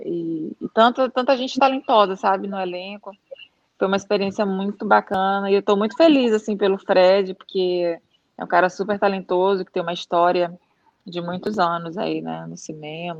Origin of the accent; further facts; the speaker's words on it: São Luís, Maranhão, Brazil; moved away as an adult; na nossa cidade é, é uma ilha é, é, em, em alguns aspectos, assim, não só questão geográfica, né? Hum, e, e, na época que eu saí de São Luís, em 2000